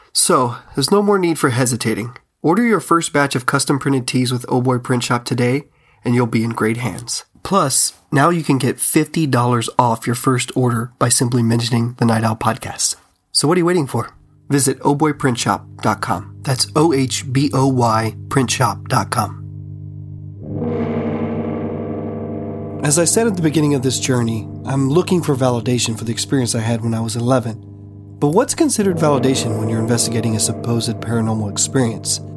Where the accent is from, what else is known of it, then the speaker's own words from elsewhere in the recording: Pawnee, Texas, United States; moved away; my hometown, Pawnee, Texas